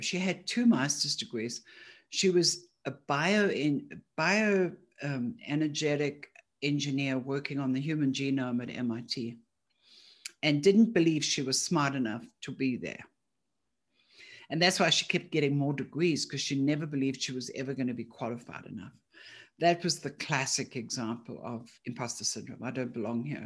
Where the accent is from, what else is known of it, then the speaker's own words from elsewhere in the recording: Johannesburg, Gauteng, South Africa; moved away; I'm originally from Johannesburg